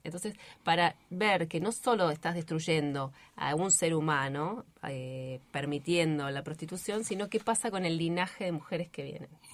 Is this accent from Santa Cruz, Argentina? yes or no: yes; Río Gallegos, Santa Cruz, Argentina; also born or lived in Río Turbio; yo soy nacida en Río Gallegos, el secundario lo terminé en Río Gallegos